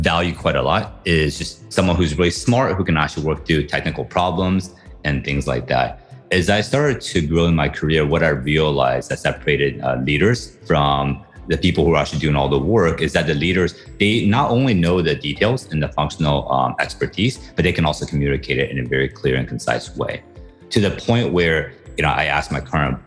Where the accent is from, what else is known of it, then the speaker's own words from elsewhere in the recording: United States; moved away as an adult; also born or lived in Taiwan / Beijing, China; now in Philippines; spent most of my time in the US, in the Midwest and on the East Coast.